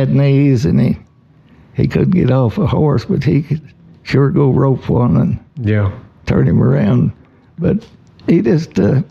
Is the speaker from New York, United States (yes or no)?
no; Osage County line, Oklahoma, United States; I was born and raised right here in Polk City, only on the Osage County line.